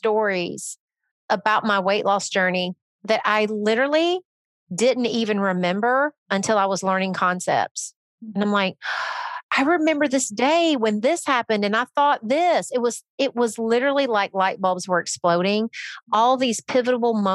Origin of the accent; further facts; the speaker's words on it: Northern Alabama, United States; moved away; also born or lived in Nashville; I grew up in Northern Alabama. Then I moved to Nashville